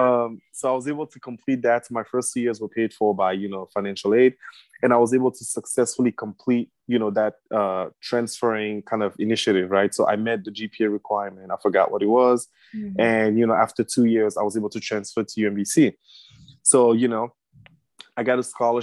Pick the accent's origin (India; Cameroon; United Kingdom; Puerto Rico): Cameroon; now in Pennsylvania, United States; I am originally from Cameroon in West Africa